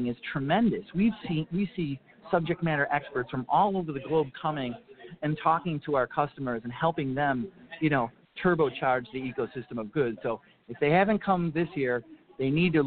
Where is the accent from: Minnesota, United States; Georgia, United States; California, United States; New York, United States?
Minnesota, United States; Minneapolis–Saint Paul; my hometown of the Twin Cities